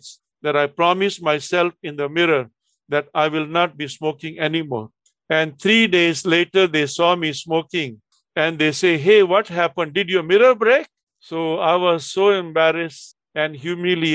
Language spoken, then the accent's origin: English; Delhi, India; moved away as an adult; also born or lived in Chennai; Delhi, my hometown